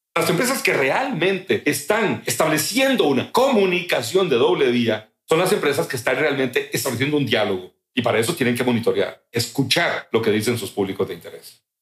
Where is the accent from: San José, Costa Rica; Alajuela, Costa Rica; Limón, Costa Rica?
Limón, Costa Rica; also born or lived in Central America; yo nací en Limón, soy hijo de Chris y de Edgar